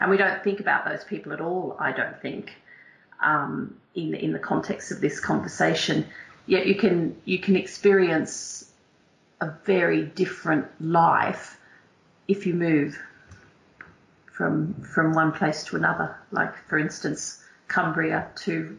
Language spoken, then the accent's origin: English; Australia; accent: Australian twang; moved away as an adult; also born or lived in England; now in United Kingdom; you can all hear from my twang that I am not English born and bred. I'm actually an Aussie. Who's been here for 18 years